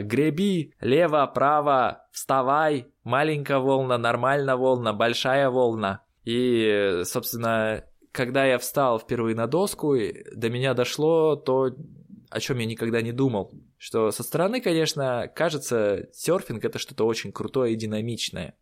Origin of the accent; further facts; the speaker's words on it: Siberia, Russia; я человек из Сибири